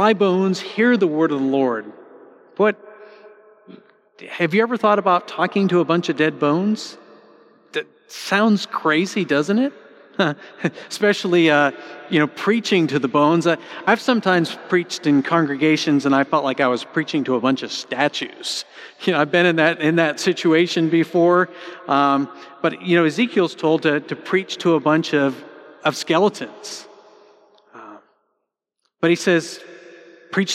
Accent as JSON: {"language": "English", "country": "United States"}